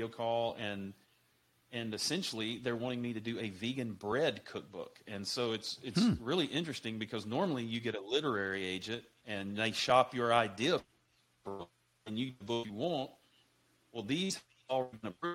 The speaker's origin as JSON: {"language": "English", "region": "Mississippi", "country": "United States", "tie": "born or raised there", "said": "growing up in Mississippi, you know, homemade, we didn't buy canned biscuits"}